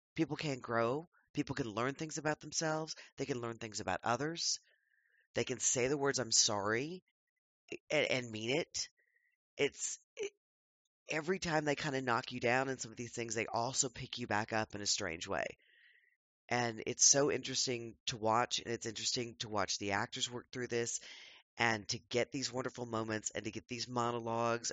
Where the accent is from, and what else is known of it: United States